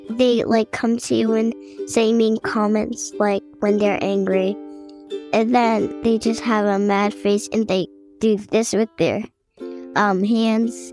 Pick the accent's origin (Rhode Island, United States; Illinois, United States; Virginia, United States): Virginia, United States; I am from Virginia, and that is where I am right now.